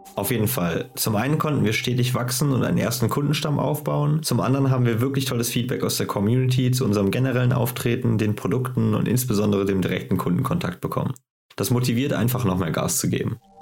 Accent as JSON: {"language": "German", "town": "Cologne", "region": "North Rhine-Westphalia", "country": "Germany", "said": "Wir kommen beide aus Köln"}